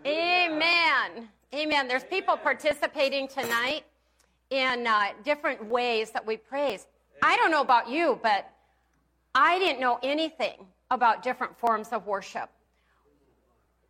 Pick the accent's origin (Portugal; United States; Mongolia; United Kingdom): United States; Pierre, South Dakota; I grew up with in Pierce, South Dakota